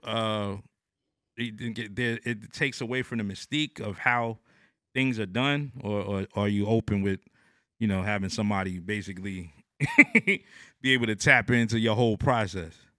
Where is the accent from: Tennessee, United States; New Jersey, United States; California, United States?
New Jersey, United States; now in Atlanta, United States; I'm from New Jersey at the time. I'm in, in Atlanta now